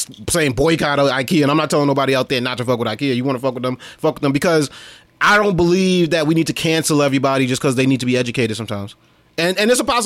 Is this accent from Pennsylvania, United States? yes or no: no; New York City, New York, United States; we come from Brooklyn